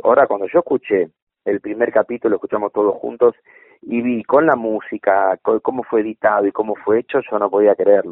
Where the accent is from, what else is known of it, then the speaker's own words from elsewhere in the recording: Buenos Aires, Argentina; Mi barrio natal fue San Cristóbal